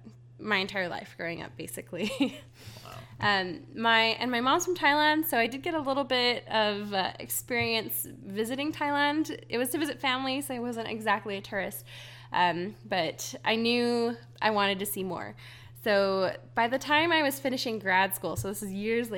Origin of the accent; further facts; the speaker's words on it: Hawaii, United States; moved away; I grew up in Hawaii, and I had island fever really badly.